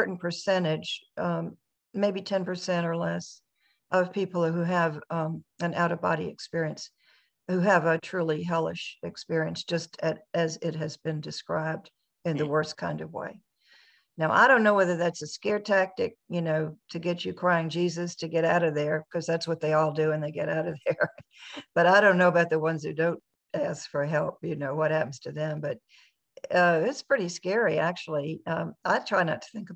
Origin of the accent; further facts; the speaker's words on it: Virginia, United States; I grew up in Virginia.